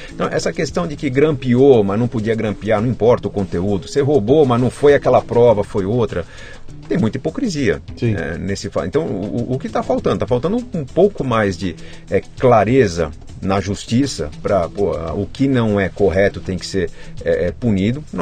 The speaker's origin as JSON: {"language": "Portuguese", "region": "São Paulo", "country": "Brazil", "tie": "born or raised there", "also_born_or_lived": "Caxias do Sul, Rio Grande do Sul", "said": "Meu pai trabalhou um tempo lá e foi onde eu nasci. Sempre cresci em São Paulo"}